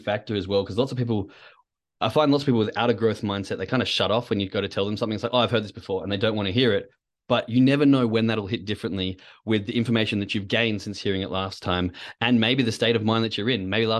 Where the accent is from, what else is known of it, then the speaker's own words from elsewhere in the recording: Perth, Western Australia, Australia; especially for those of you that know what it's like growing up in Perth. We do like a good beer and a good party.